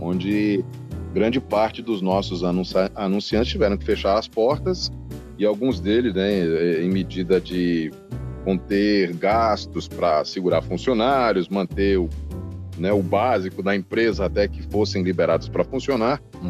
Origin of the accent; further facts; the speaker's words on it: São Caetano do Sul, São Paulo, Brazil; also born or lived in Sousa, Paraíba; now in Salvador, Brazil; Eu sou de São Paulo, de São Caetano do Sul